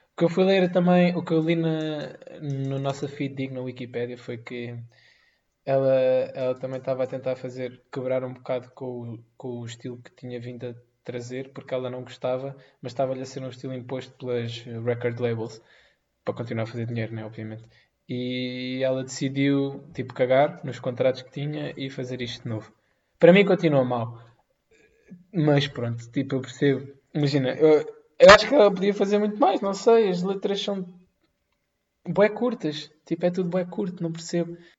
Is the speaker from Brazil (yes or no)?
no; Amadora, Lisbon, Portugal; eu sou da Madorna